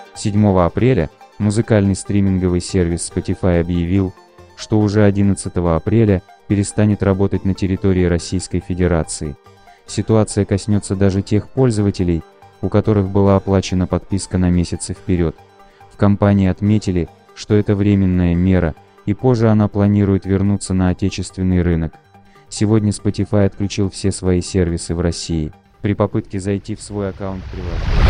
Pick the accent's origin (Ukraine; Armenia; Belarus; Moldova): Belarus; Pinsk, Brest Region; also born or lived in Crimea (near Feodosia) / Minsk; родился я в Крыму, недалеко от, э, Феодосии, и проводил там каждое лето. М, но, по сути, жил и вырос в Беларуси, небольшой город на границе с Украиной, город Пинск